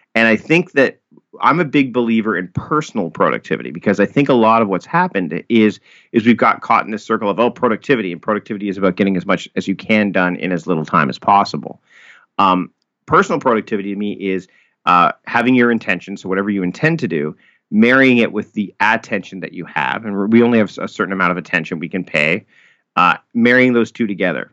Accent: Hamilton, Ontario, Canada; moved away as an adult; now in Victoria, Canada; I was born and raised in Hamilton, Ontario

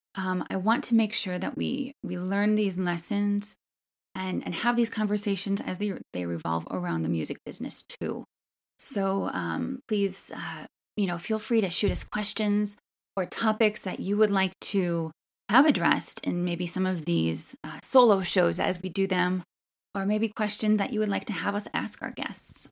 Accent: Milwaukee, Wisconsin, United States; also born or lived in Wauwatosa, Wisconsin; I loved growing up in Washington Heights, Milwaukee.

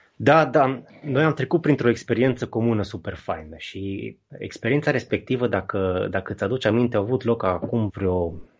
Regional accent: Baia Mare, Maramureș County, Romania; în Baia Mare, de unde sunt eu

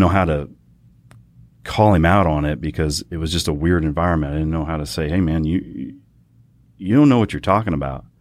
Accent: Fort Worth, Texas, United States; I'm Fort Worth born and raised. Kid grew up on the east side of Fort Worth.

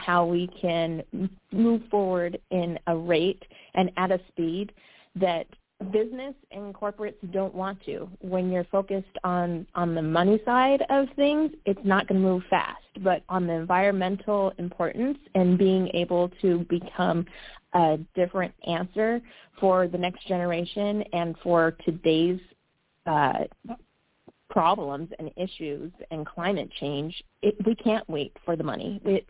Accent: California, United States; And then just growing up in California

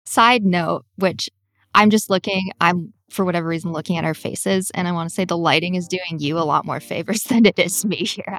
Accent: New York, United States; I'm a New Yorker

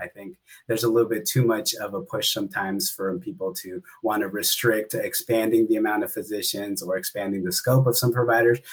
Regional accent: Antioch, California, United States; my hometown of Antioch, California

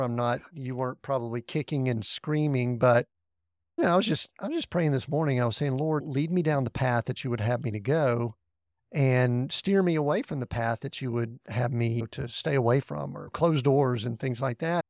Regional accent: the Bible Belt of the South, United States; where I grew up in the Bible Belt of the South.

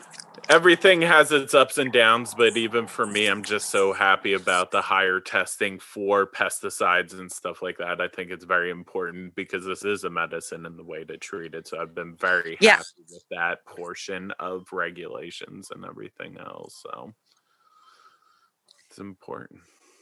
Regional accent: Maple Shade, New Jersey, United States; moved away as an adult; now in Oregon, United States; I'm from right outside of Philadelphia. I grew up in Maple Shade, which is between Camden and Cherry Hill.

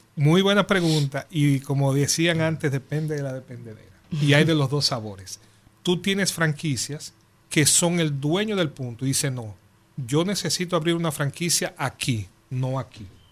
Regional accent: Dominican Republic; nosotros somos dominicanos

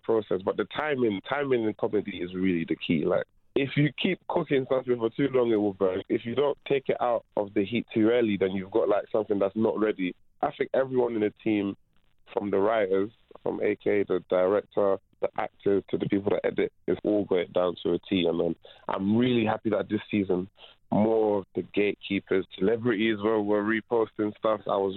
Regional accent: London, United Kingdom; first language French; English is a second language; also born or lived in Ivory Coast; I grew up in Peckham

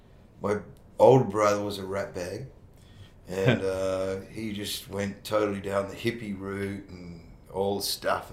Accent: Perth, Western Australia, Australia; moved away as an adult; also born or lived in Sydney; I grew up in Perth. I grew up mostly on the beach at Triggs. That's where my family lived.

